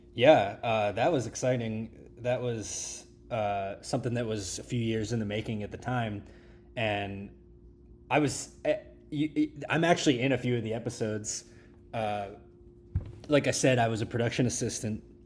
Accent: Pittsburgh, Pennsylvania, United States; I grew up in Kennedy Township, which is, like, sorta up the hill from there

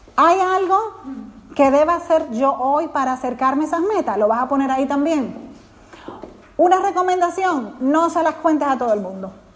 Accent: Dominican Republic; soy dominicana

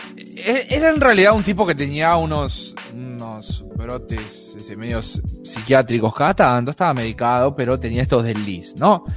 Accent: Argentina; accent: Argentine; now in Buenos Aires, Argentina; Yo nací en un pueblo muy pequeño del interior del país, de Argentina. En este momento estoy en Buenos Aires, pero eh, no nací en Buenos Aires.

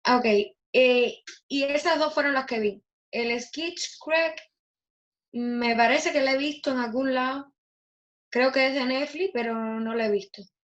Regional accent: Cuba; De mi infancia, que en Cuba

